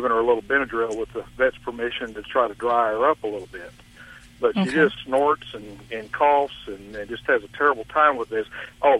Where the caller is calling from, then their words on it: Tyler, Texas, United States; Tyler, Texas.